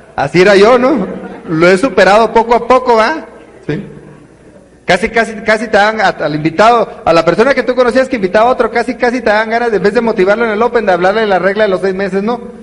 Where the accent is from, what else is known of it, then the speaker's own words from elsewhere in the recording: northern Mexico, Mexico; Se nota que soy norteño bien silvestre